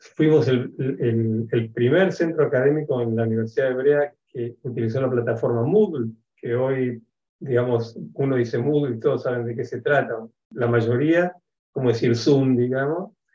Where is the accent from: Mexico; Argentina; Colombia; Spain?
Argentina; Buenos Aires; moved away as an adult; now in Israel; yo soy argentino, nací en Buenos Aires hace casi 63 años